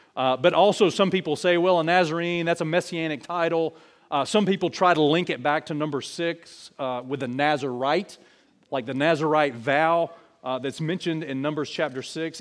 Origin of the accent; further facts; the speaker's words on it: New Brockton, Alabama, United States; I'm from New Brockton. That's where I'm from.